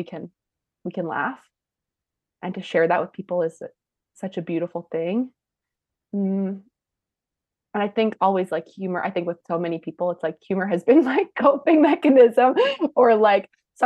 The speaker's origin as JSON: {"language": "English", "country": "Canada", "said": "we're Canadian"}